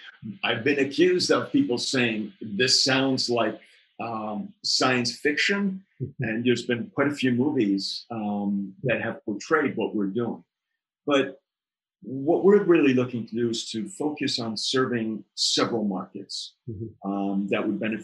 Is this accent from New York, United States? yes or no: yes; New York City, New York, United States; I grew up in New York City, and New York City, as you know, was the melting pot of diversity, creativity.